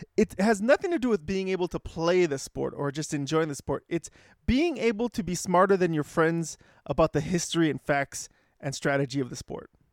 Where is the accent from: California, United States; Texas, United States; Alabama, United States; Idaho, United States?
California, United States; Los Angeles; being from L